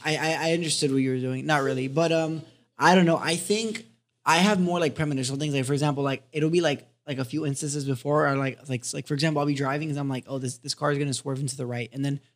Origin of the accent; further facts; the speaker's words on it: Miami, Florida, United States; I was born in West Kendall Regional Hospital.